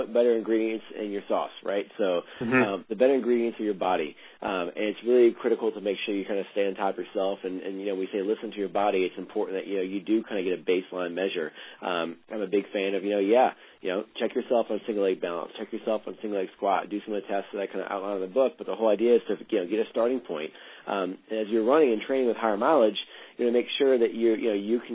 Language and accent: English; New Orleans, Louisiana, United States; also born or lived in Virginia; now in Bend, United States; I'm from New Orleans